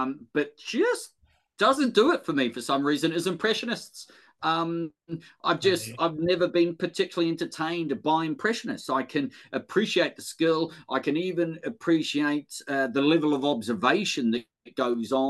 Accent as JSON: {"language": "English", "region": "Wellington", "country": "New Zealand", "also_born_or_lived": "North Manchester", "moved": "as an adult", "lives_now": "Manchester, United Kingdom", "said": "I'm from Wellington, but all my family are from the Deep South."}